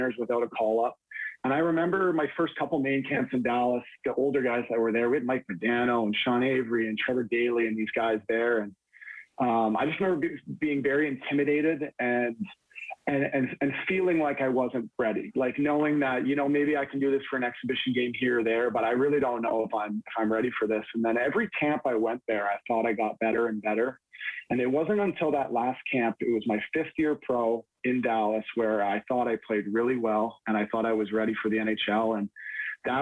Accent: Toronto, Ontario, Canada; I grew up in Toronto.

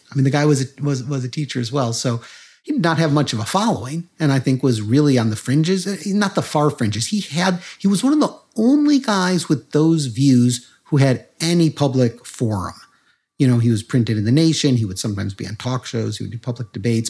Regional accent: Chicago, Illinois, United States; I grew up in Chicago

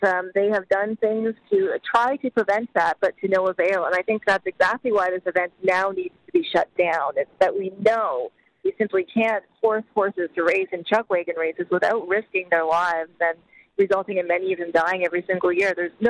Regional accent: the Maritimes, Canada; also born or lived in Calgary; I was born in Calgary. My family is still there and has even involvement in the Stampede Organizing Committee. And I grew up in a rural area in the Maritimes.

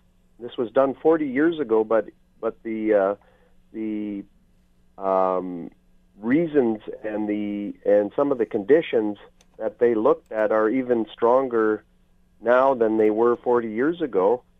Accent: Canada; as a Canadian

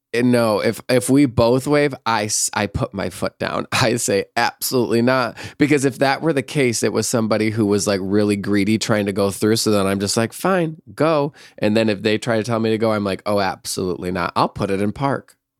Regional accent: Michigan, United States; moved away as an adult; also born or lived in San Francisco; growing up in Michigan

